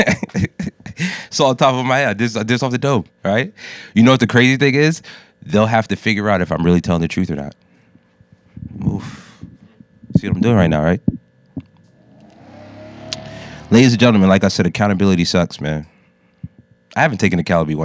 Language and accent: English; United States; I'm a first generation Jamaican American. I was born here, but I was grown with a Jamaican mother.